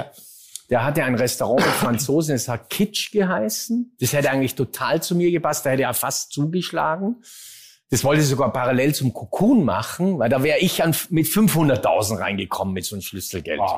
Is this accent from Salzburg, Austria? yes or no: yes; Hintertal, Salzburg, Austria; hat in Hintertal bei Maria Alm, wo ich herkomme, eine Zweitwohnung